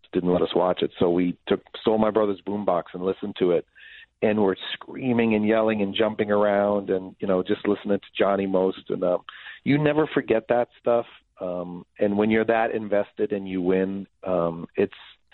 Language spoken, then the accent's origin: English; Boston, Massachusetts, United States; growing up in Boston